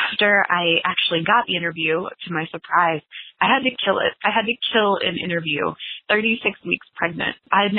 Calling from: Lexington, Kentucky, United States; I'm calling from Lexington, Kentucky.

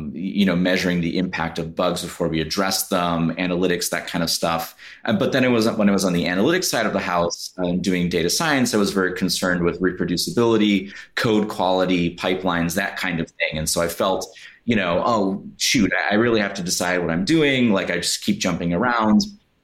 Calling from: Chicago, Illinois, United States; I'm joining from beautiful Chicago, Illinois.

